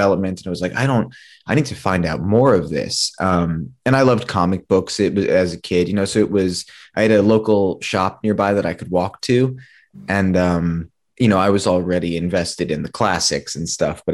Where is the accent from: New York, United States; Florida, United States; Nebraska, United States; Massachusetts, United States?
New York, United States; growing up in New York